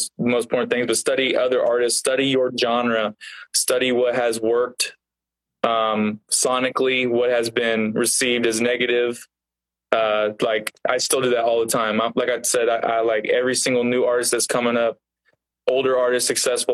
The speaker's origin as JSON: {"language": "English", "town": "Independence", "region": "Missouri", "country": "United States", "tie": "born or raised there", "also_born_or_lived": "Kansas City", "said": "that house is where I grew up in Independence."}